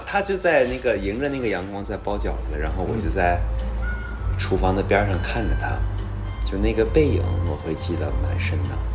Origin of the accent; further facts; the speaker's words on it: Dalian, Liaoning, China; moved away; 因为在大连，呃，在大老家